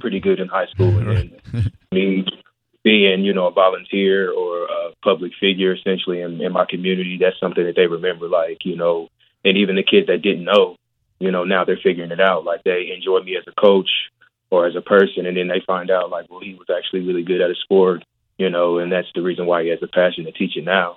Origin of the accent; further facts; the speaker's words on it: Richmond, Indiana, United States; I grew up in Richmond, Indiana